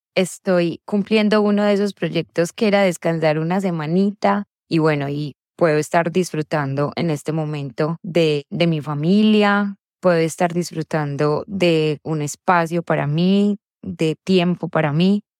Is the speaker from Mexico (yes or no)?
no; Brazil; Spanish is a second language; also born or lived in Vienna, Austria; now in Geneva, Switzerland; un brasileño que estaba viviendo en Viena y ahora justo ha cambiado a vivir en Suiza, en Ginebra